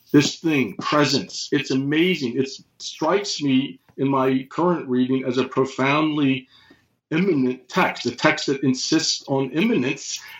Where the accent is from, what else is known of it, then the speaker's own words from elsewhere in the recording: United States; I read it as an American, of course, during the Cold War